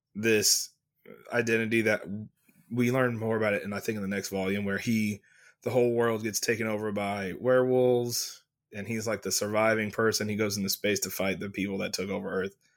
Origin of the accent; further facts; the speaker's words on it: Texas, United States; I'm from Texas. That's how I say it.